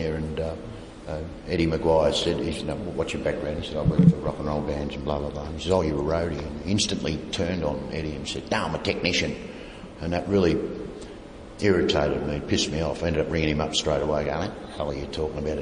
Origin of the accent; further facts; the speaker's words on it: Australia; Yes, mate, I'm from Australia